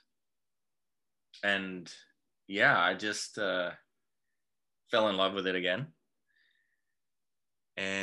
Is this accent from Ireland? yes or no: no; Denmark; moved away as an adult; also born or lived in London, United Kingdom; now in Vancouver, Canada; I'm born and raised in Denmark, but I've been in Canada for the past almost 10 years now